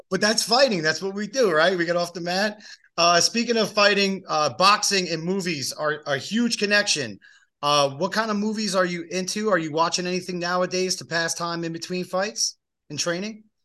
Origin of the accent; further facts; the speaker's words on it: East Coast, United States; moved away; I grew up on the East Coast, so that's just me. That's the uh, that's the East Coaster in me